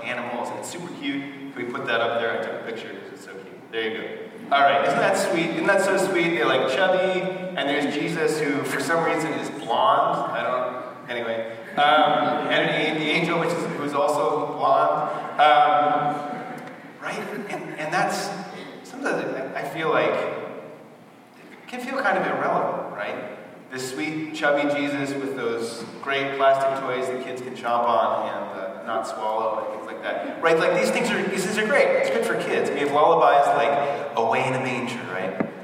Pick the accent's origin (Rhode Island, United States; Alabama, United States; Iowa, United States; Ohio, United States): Rhode Island, United States; Barrington; moved away as an adult; also born or lived in North Providence, Rhode Island; So I'm from Rhode Island originally. So from conception to 18, you guys didn't even know all that. I was in Rhode Island, so I grew up in Barrington